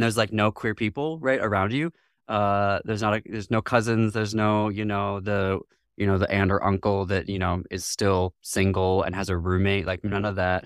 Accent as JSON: {"language": "English", "region": "northwest lower Michigan", "country": "United States", "tie": "born or raised there", "also_born_or_lived": "France", "said": "I ultimately was born in northwest lower Michigan."}